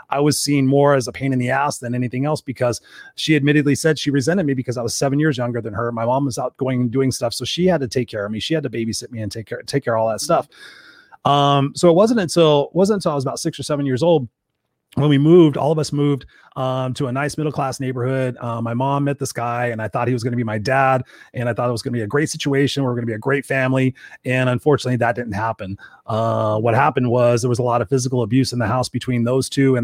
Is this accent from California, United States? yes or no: yes; Inglewood, California, United States; I grew up in a place called Inglewood in South Los Angeles